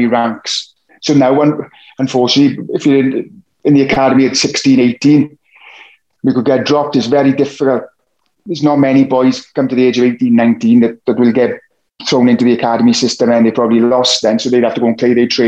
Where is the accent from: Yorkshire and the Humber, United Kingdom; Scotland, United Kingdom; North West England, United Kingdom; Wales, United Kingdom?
Wales, United Kingdom; Ebbw Vale; I come from Ebbervale, so I would train with the Ebbervale seniors